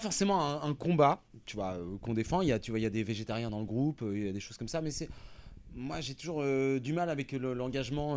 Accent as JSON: {"language": "French", "town": "Rouen", "region": "Normandy", "country": "France", "said": "nous, on vient de Rouen, donc on est, c'est quand même une, ville euh, ultra rock"}